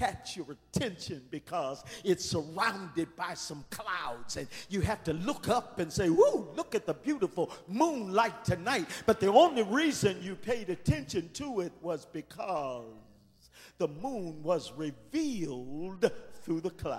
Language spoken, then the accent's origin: English; Windsor, Ontario, Canada; I was born in Windsor, Ontario, Canada, at Grace Hospital